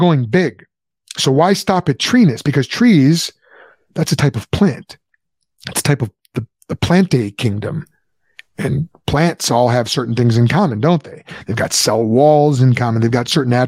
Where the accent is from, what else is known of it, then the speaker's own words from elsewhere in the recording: United States; I'm an American.